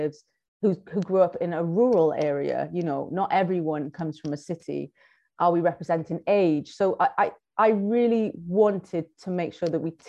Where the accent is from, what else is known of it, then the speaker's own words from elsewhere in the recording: Cardiff, Wales, United Kingdom; because I'm Black and from Wales, specifically from Cardiff, I know a lot of Black people there